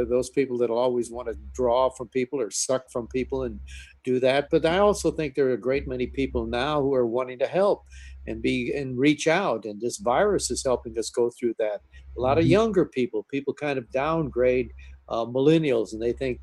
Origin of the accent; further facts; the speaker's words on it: Milwaukee, Wisconsin, United States; growing up in Milwaukee